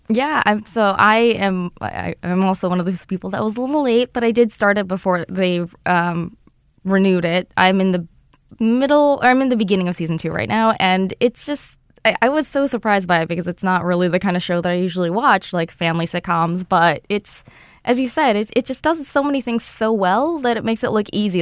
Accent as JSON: {"language": "English", "country": "United States", "said": "I'm an American person"}